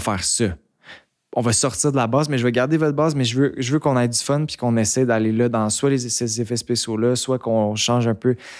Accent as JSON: {"language": "French", "town": "Montreal", "region": "Quebec", "country": "Canada", "tie": "born or raised there", "also_born_or_lived": "Mont-Tremblant", "said": "J'ai grandi à Montréal"}